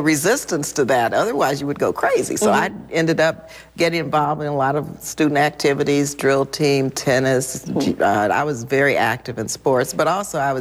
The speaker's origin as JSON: {"language": "English", "town": "El Paso", "region": "Texas", "country": "United States", "tie": "born or raised there", "said": "I was born in El Paso, Texas"}